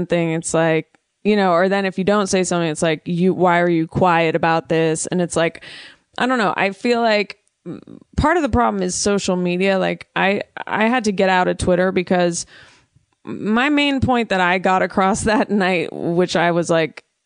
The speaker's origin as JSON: {"language": "English", "town": "Oakland", "region": "California", "country": "United States", "tie": "born or raised there", "said": "growing up in the Bay Area and Oakland"}